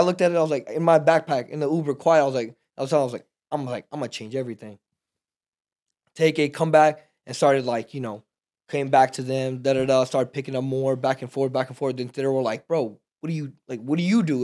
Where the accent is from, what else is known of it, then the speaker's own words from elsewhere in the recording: Texas, United States; also born or lived in Pakistan; we're from Texas